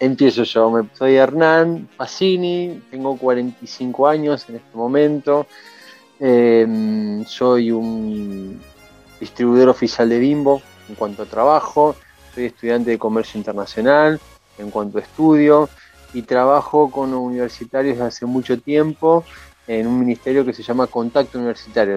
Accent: Buenos Aires, Argentina; yo nací en Buenos Aires y vivía en Buenos Aires

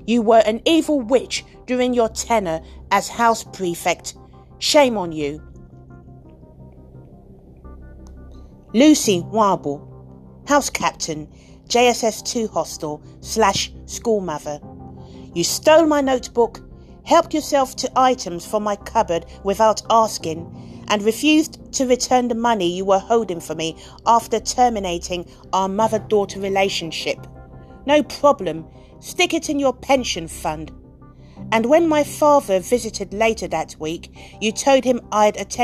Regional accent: United Kingdom; also born or lived in Nigeria; I'm British

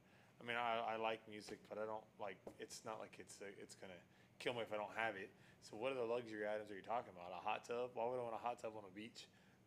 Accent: Texas, United States; we grew up in Texas.

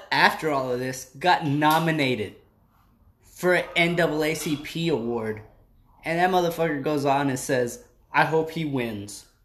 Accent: Chicago, Illinois, United States; I remember growing up in Chicago

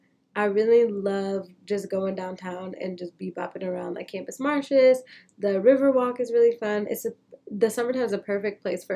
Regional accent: United States; I'm very American.

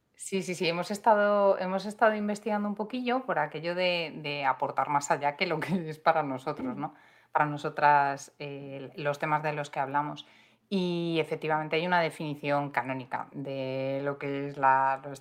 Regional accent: Madrid, Community of Madrid, Spain; yo soy de, de Madrid, que es que Madrid es muy grande

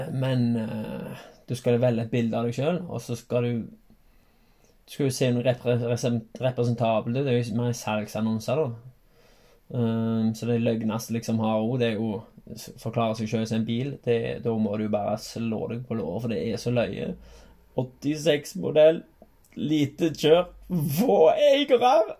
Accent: Haugaland, Rogaland, Norway; Så jeg har vokst opp i, eh, i Halland

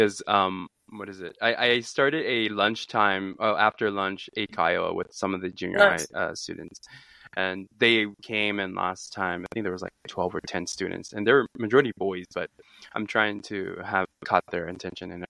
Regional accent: United States; moved away as an adult; now in Japan; I am American

